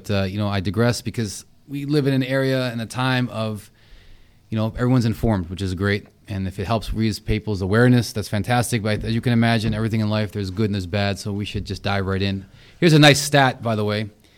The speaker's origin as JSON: {"language": "English", "country": "India", "said": "Oh, because I'm Indian?"}